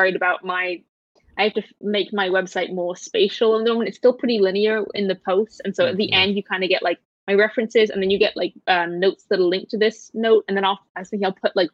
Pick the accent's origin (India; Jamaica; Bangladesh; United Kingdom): United Kingdom; I'm British